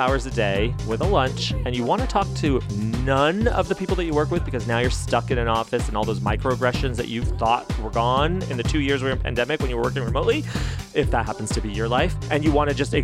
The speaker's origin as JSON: {"language": "English", "town": "Las Cruces", "region": "New Mexico", "country": "United States", "tie": "born or raised there", "said": "I grew up in Las Cruces, New Mexico"}